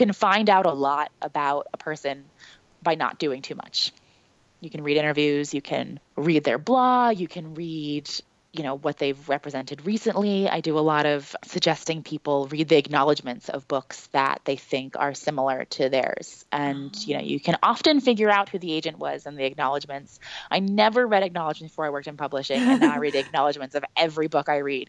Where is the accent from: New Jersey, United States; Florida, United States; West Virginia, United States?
New Jersey, United States; now in Brooklyn, United States; I grew up in South Jersey and that I live in Brooklyn now